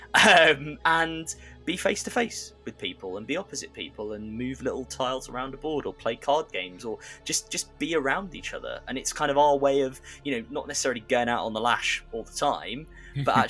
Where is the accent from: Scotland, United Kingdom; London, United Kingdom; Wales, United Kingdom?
London, United Kingdom; I'm a Londoner born and bred